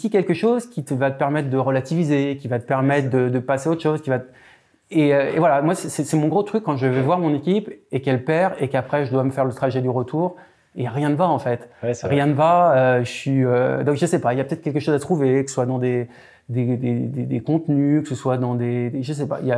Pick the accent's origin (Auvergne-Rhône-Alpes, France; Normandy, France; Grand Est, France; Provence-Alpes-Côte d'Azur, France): Auvergne-Rhône-Alpes, France; Lyon; tu as compris, je suis lyonnais.